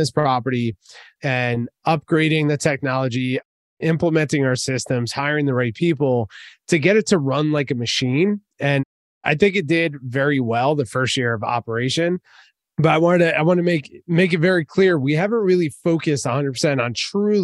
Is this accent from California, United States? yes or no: no; New Jersey, United States; I'm from Jersey, man. So I say tattoo